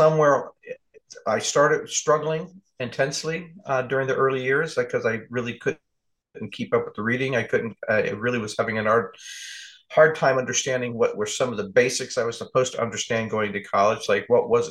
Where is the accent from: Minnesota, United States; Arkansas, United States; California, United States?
California, United States; moved away as an adult; also born or lived in Newark, New Jersey; now in Pacific Northwest, United States; I'm from California and I'm a warm weather baby